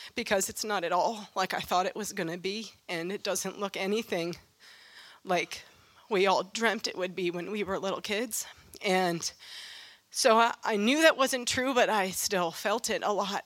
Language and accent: English; Western New York State, United States; I grew up in Western New York State